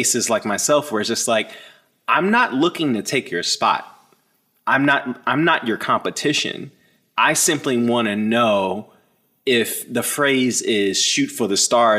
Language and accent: English; Maryland, United States; I grew up in Maryland